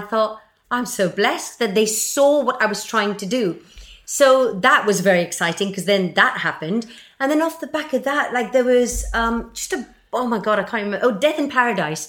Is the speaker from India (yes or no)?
yes; Mumbai, Maharashtra, India; I come from Bombay